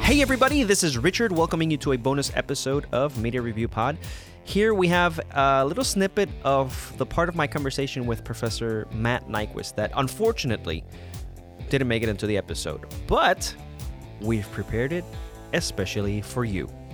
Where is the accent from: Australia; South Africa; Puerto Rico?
Puerto Rico; Puerto Rico, which is my home country